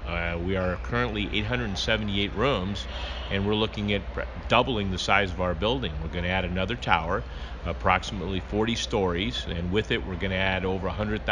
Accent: Los Angeles, California, United States; moved away; I was born here in Los Angeles, and as a native Angeleno

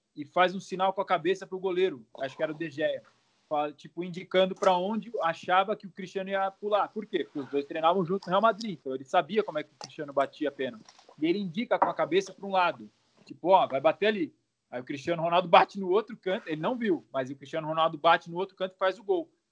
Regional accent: Santos, São Paulo, Brazil; eu sou de Santos

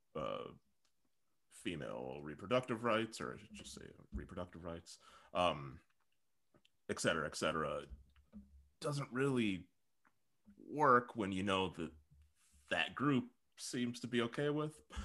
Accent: Saint Paul, Minnesota, United States; now in Portland, United States; I'm from Saint Paul

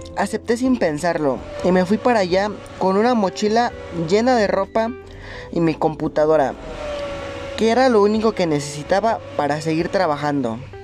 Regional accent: Monterrey, Nuevo León, Mexico; moved away as an adult; now in Mexico City, Mexico; Soy de Monterrey, pero vivo en la Ciudad de México desde hace dos años

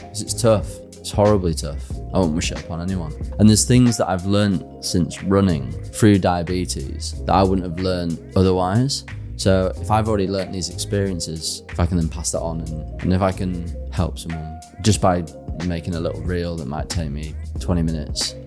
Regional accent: Harrogate, Yorkshire and the Humber, United Kingdom; moved away as an adult; I am from Yorkshire. Mm-hmm. Yeah, born and bred. I was there till eleven, and we left for a year, and then came back

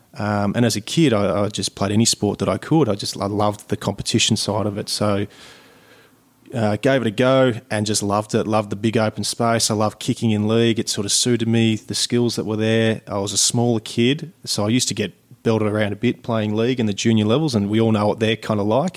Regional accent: Sydney, New South Wales, Australia; kid growing up in Sydney

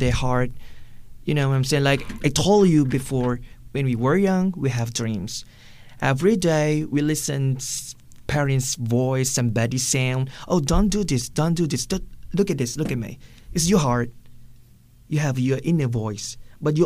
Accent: Southern Thailand, Thailand; English is a second language; moved away as an adult; also born or lived in Malaysia; We're born in this place that we speak Thai

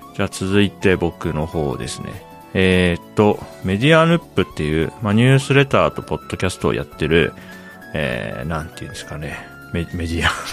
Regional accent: Japan; 僕は千九百八十三年に日本に生まれて

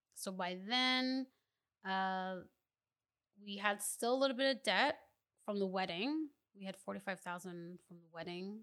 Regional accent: Mississauga, Ontario, Canada; also born or lived in Ottawa, Ontario; we moved to Mississauga, Ontario

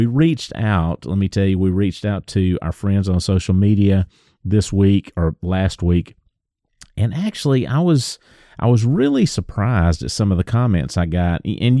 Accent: the South, United States; It's tough being a Southerner, brother.

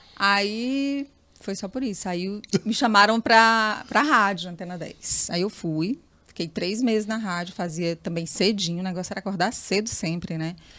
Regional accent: Teresina, Piauí, Brazil; Eu nasci na Pissarra

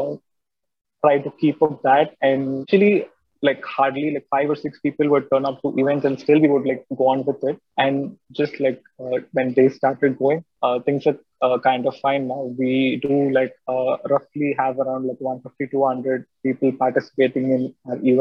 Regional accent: Coimbatore, Tamil Nadu, India; we are from Coimbatore, Tamil Nadu, in the first place.

